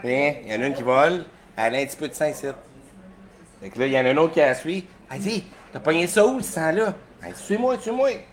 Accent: Sorel-Tracy, Quebec, Canada; also born or lived in Sept-Îles (birthplace, ASR unclear); J'ai déménagé dans le coin de Sorel-Tracé à 8 ans

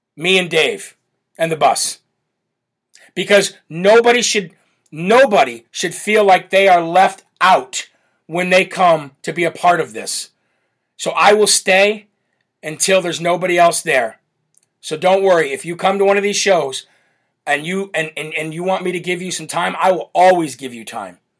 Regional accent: Illinois, United States; now in New Hampshire, United States; that's my home state

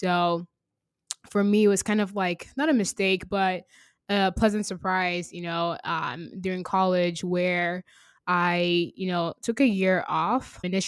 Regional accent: Virginia, United States; also born or lived in Nigeria / Texas; now in Seattle, United States; I was born in Nigeria, raised in Virginia, educated in Texas, and now in Seattle.

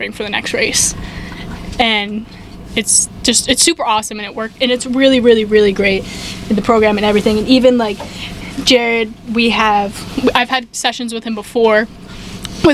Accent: New York, United States; moved away as an adult; also born or lived in Tennessee; I'm from New York

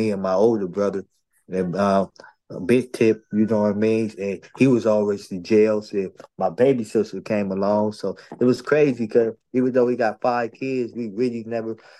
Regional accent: San Diego, California, United States; also born or lived in Chicago, Illinois; I was raised right here, California, San Diego, in the North Park area

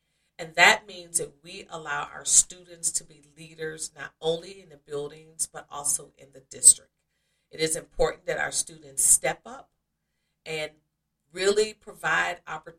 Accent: Oxford, Mississippi, United States; also born or lived in Akron / Columbus / Saginaw / Cleveland Heights; Yes, I moved from Akron, Ohio to Columbus to Saginaw, Michigan to Cleveland Heights, Ohio, and then back to Columbus. And I'm from Mississippi, from Oxford, Mississippi.

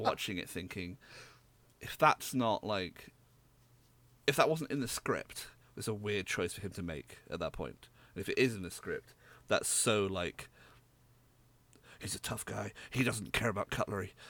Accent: United Kingdom

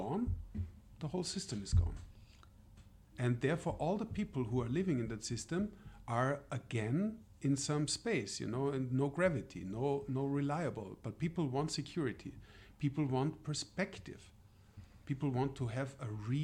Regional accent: Austria; moved away; I'm from Austria originally, so I come from the European Union, and I'm so old that I was even an Austrian before the European Union was part of Austria

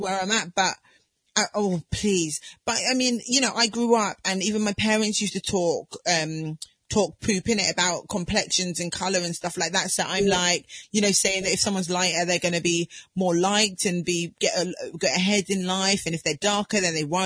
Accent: Southampton, South East England, United Kingdom; I grew up in Southampton

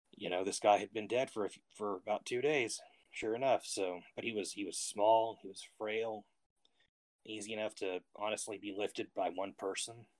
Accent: Austin, Texas, United States; I'm from the Austin area, Texas

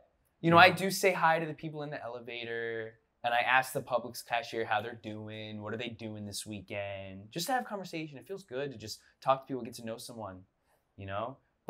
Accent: Florida, United States; growing up in Florida by the beach

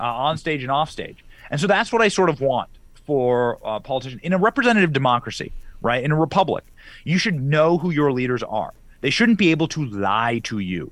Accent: Iowa, United States; I grew up in Iowa

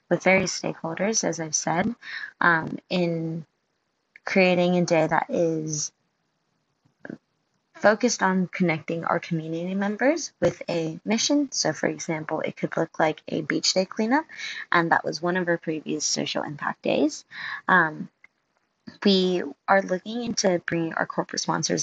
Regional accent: Hong Kong; moved away as an adult; now in Sydney, Australia; I'm originally from Hong Kong, but I moved to Sydney about 3 years ago to pursue my degree

